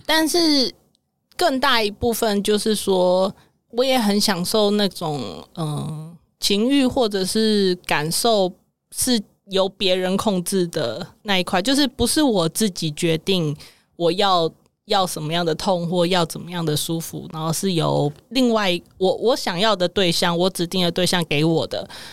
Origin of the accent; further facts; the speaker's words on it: Taipei, Taiwan; 因为我在台北市长大 我是在眷村啦